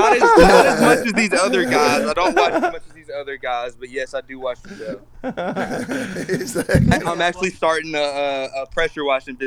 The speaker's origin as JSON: {"language": "English", "town": "Nashville", "region": "Tennessee", "country": "United States", "moved": "yes", "lives_now": "South Carolina, United States", "said": "I'm originally from Nashville area. Live in South Carolina now."}